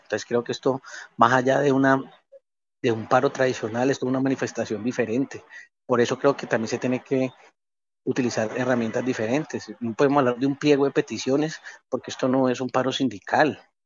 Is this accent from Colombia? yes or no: yes; Colombia; somos colombianos todos